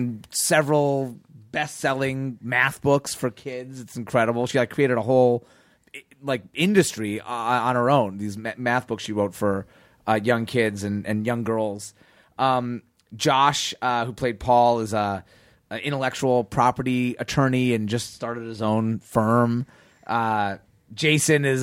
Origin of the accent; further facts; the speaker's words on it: Chicago, Illinois, United States; I grew up in Chicago